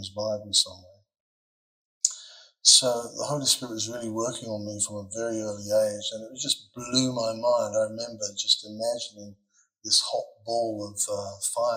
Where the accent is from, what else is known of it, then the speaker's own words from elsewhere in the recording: Perth, Western Australia, Australia; we grew up in the Belmont area